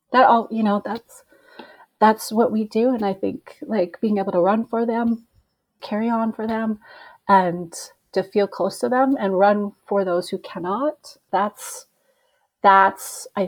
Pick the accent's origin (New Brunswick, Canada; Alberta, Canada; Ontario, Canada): Alberta, Canada; Peace River; now in Edmonton, Canada; my hometown in Peace River